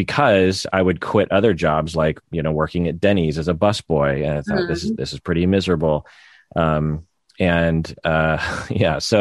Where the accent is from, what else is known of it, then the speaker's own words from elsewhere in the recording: United States; As a Japanese American